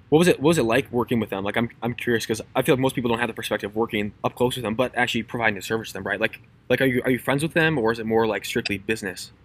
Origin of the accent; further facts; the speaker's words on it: Minnesota, United States; my hometown, like in the middle of nowhere, Minnesota